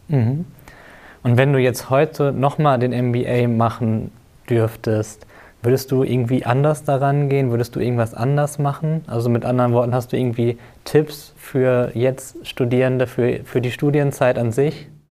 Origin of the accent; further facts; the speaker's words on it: North Rhine-Westphalia, Germany; Wir kommen beide aus Ostwestfalen und waren auf der gleichen Schule fürs Abitur.